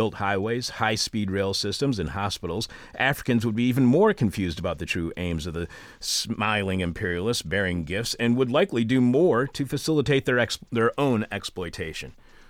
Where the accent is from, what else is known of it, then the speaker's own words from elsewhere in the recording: East Detroit, Michigan, United States; I was born and raised in Michigan, born in Detroit, raised in East Detroit.